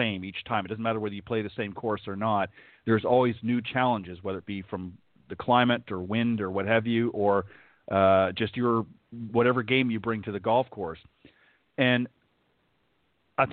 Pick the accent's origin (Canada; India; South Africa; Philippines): Canada; moved away; I'm originally from Canada